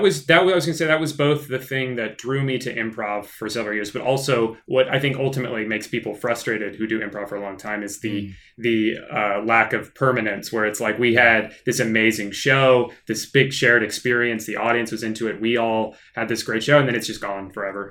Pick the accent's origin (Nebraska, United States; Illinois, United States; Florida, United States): Florida, United States; Orlando; also born or lived in North Carolina; we moved here when I was like two.